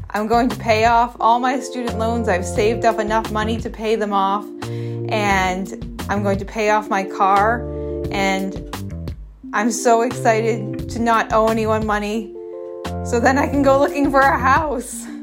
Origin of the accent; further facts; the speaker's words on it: Massachusetts, United States; I'm from Massachusetts